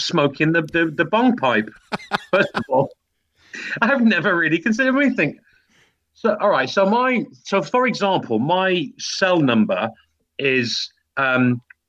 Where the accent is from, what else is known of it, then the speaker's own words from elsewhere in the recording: United Kingdom; as British